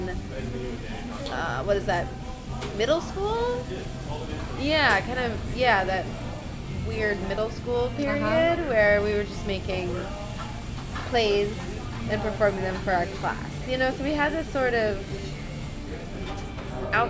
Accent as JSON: {"language": "English", "town": "Ontario", "region": "New York", "country": "United States", "tie": "born or raised there", "lives_now": "New York City, United States", "said": "I'm from Ontario, New York. It's a small town"}